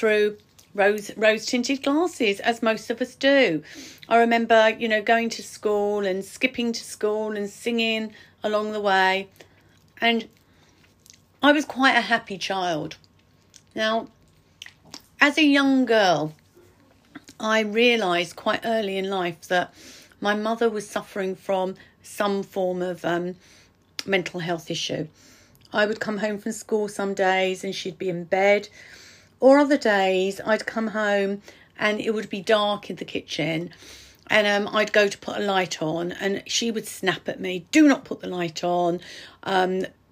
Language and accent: English; Ilford, London, United Kingdom; also born or lived in Hornchurch; I was born in Sunnyside Road in Ilford.